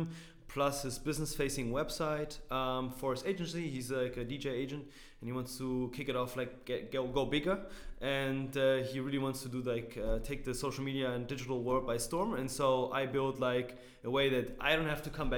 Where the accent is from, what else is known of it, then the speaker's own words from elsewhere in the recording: Berlin, Germany; also born or lived in St. Louis, United States; I'm from Berlin, like born and raised